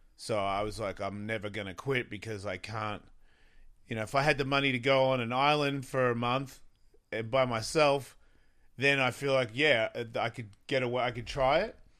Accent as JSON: {"language": "English", "country": "Australia", "moved": "yes", "said": "I'm from Australia"}